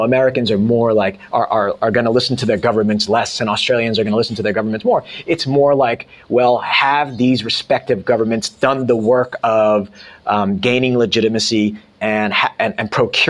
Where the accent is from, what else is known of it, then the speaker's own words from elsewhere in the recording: South Korea; born there; I was born in Korea, so I had to become nationalized and naturalized